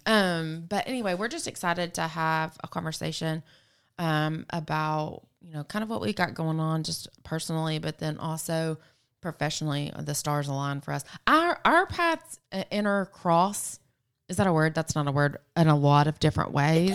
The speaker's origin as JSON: {"language": "English", "town": "Murfreesboro", "region": "Tennessee", "country": "United States", "moved": "yes", "said": "I moved away from Murfreesboro and grew up a lot outside of Murfreesboro"}